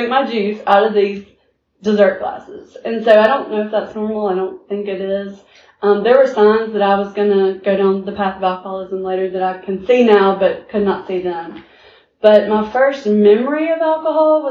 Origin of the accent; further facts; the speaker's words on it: Montgomery, Alabama, United States; I was born and raised here in Montgomery, Alabama